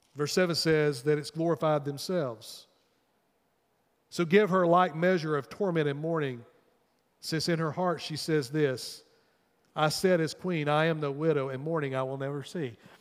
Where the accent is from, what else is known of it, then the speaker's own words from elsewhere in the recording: United States; as American people